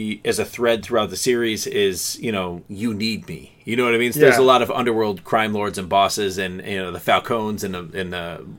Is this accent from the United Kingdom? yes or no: no; Canada; because we are Canadian.